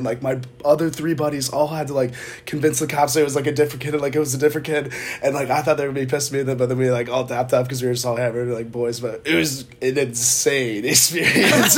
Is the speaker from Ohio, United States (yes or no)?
no; Charlotte, North Carolina, United States; I'm from Charlotte.